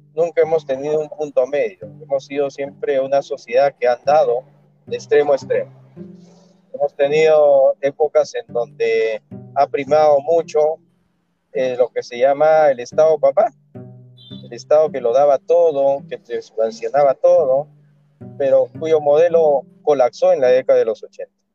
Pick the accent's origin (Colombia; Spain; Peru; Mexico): Peru; como todo peruano